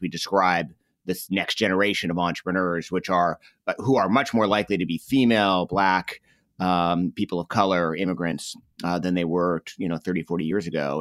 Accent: Northeast, United States; I grew up in the Northeast.

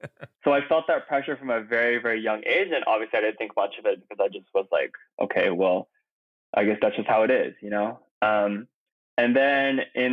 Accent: Bay Area, Silicon Valley, California, United States; first language Korean; now in New York, United States; I'm from the Bay Area in like Silicon Valley, like the Palo Alto Mountain View area.

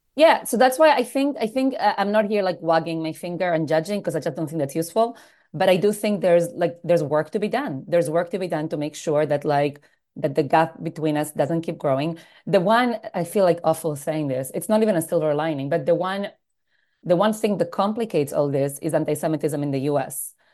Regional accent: Argentina; also born or lived in United States; now in New York, United States; I was born in Argentina, uh, to a rabbinic family, so I grew up in a home that was always very involved in the Jewish community. Grew up in, in South America, moved to the States

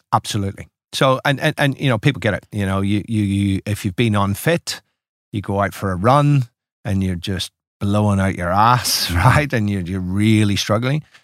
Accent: Ireland; moved away as an adult; now in Melbourne, Australia; It's making an Irishman feel very at home.

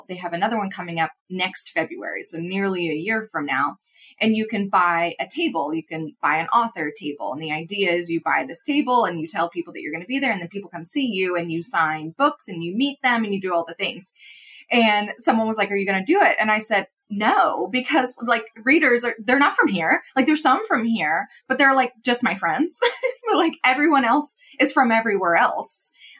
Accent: Midwest, United States; I'm also from the Midwest, but I definitely feel like I grew up more in city.

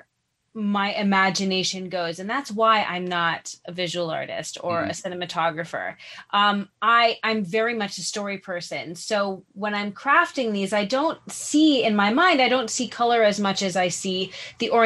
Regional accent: New York City, New York, United States; I grew up in New York City

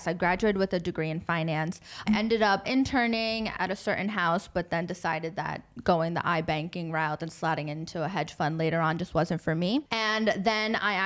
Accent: United States; moved away as an adult; now in Dubai, United Arab Emirates; my experience as an American expat at that time.

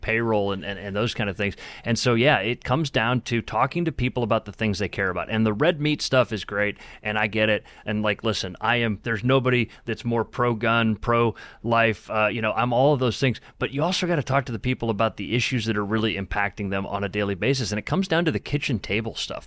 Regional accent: Akron, Ohio, United States; my childhood in, in growing up in Akron

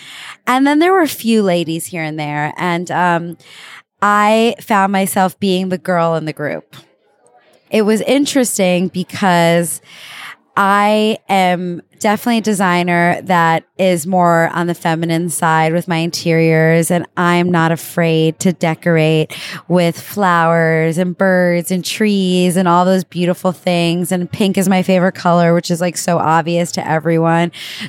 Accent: United States; now in Italy; And as an American, I am so happy to be here.

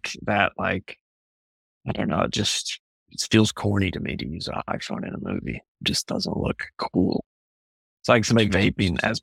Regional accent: Kentucky, United States; I'm from Kentucky

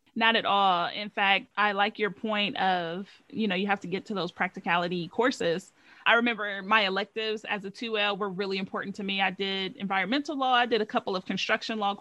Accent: Ohio, United States; moved away as an adult; also born or lived in Louisiana; I'm from Ohio

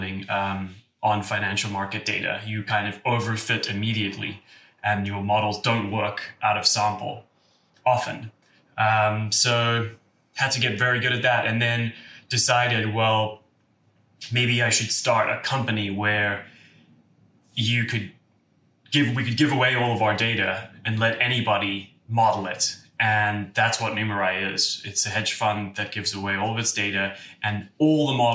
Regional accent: Cape Town, Western Cape, South Africa; moved away as an adult; now in San Francisco, United States; I grew up in Cape Town

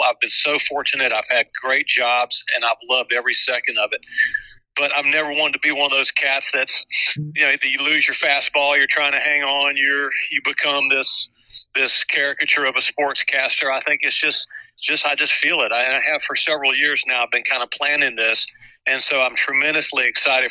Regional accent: Chapel Hill, North Carolina, United States; I was a kid growing up in Chapel Hill

